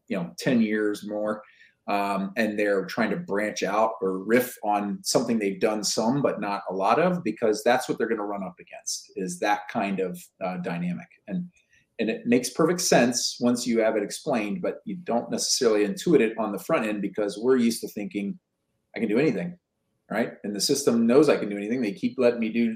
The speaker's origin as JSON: {"language": "English", "country": "United States", "also_born_or_lived": "Seattle area", "said": "as an American"}